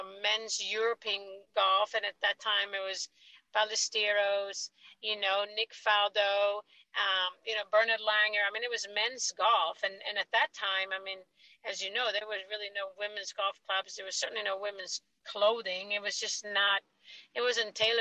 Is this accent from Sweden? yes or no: yes; Sweden; moved away; I growing up in Sweden